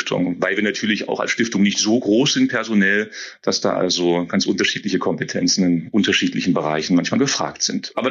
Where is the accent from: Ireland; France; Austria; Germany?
Germany; Saxony-Anhalt; Oh, ich komme durchaus aus der Region, das ist die Region um Querfurt, ähm, einem Dorf